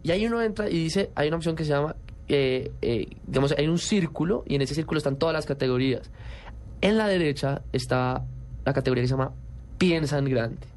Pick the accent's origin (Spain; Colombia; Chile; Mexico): Colombia; en las otras categorías también somos los únicos colombianos